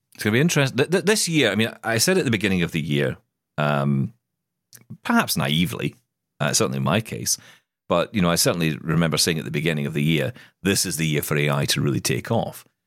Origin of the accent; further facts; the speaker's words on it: Scotland, United Kingdom; I am Scottish